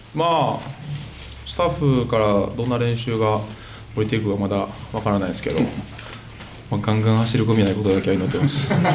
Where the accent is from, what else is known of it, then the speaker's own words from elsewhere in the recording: Saitama, Japan; 私浦和出身